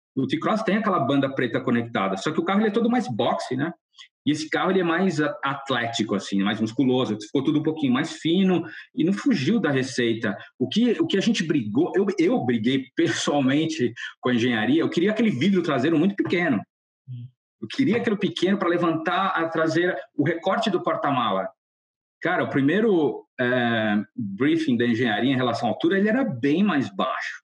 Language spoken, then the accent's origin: Portuguese; Brazil; first language Portuguese; moved away as an adult; Eu curto muito ter voltado para o Brasil